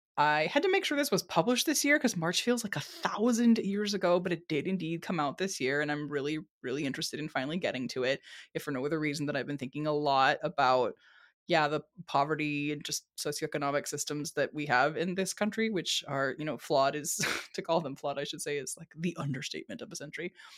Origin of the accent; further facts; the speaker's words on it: San Diego, California, United States; I was born and raised in San Diego, California